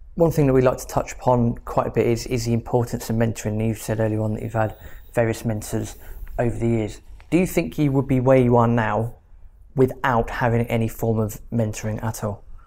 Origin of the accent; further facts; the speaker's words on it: Reading, South East England, United Kingdom; moved away as an adult; I'm from Reading and I've been here a couple of years.